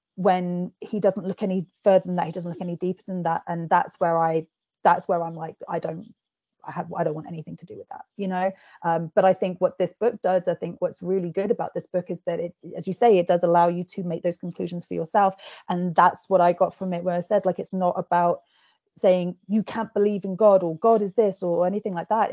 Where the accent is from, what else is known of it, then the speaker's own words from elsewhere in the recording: England, United Kingdom; accent: posh; I've been told that I sound quite posh and I'm English, I'm Scottish heritage.